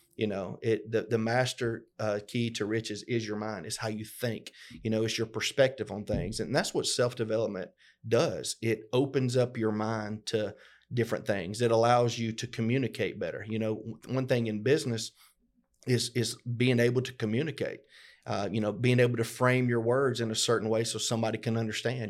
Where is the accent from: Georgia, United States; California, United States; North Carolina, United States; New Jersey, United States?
Georgia, United States; LaGrange; we grew up both here in LaGrange, Georgia.